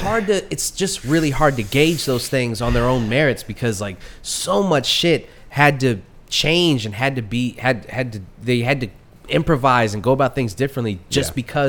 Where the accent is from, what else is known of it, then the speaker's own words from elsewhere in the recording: United States; I'm an American